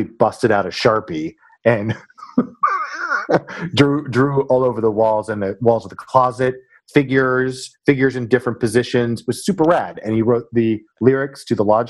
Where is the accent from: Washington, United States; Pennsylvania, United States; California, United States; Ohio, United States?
Washington, United States; Mercer Island; moved away; also born or lived in New York / Los Angeles; I'm from the next town over